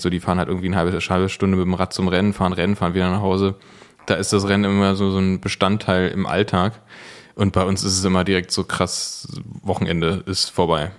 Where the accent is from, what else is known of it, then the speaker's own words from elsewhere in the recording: Berlin, Germany; bin ich Berliner Original. Ähm, ich bin, nee, ich bin tatsächlich von hier, bin immer hier gewesen.